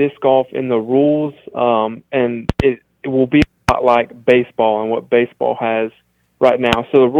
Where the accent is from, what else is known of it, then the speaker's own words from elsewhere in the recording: Jackson, Mississippi, United States; I'm from Jackson, Mississippi.